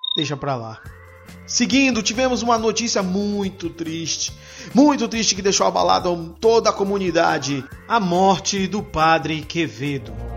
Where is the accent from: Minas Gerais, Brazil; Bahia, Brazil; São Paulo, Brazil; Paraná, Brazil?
Bahia, Brazil; Ilhéus; Eu venho lá da Bahia, de Ilhéus, terra de Jorge Amado.